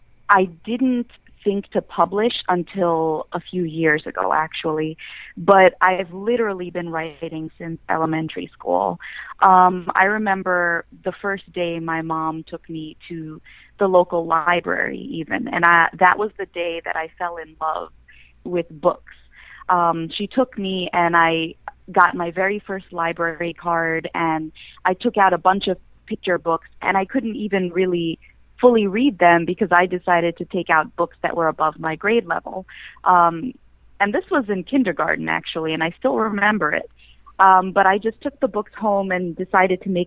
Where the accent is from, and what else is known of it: New York City, New York, United States; born or raised there